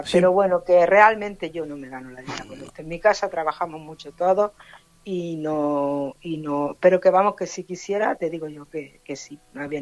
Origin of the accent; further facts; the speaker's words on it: Region of Murcia, Spain; pues nosotros venimos de Murcia, digo, y bueno, nosotros somos del pueblo de Alán.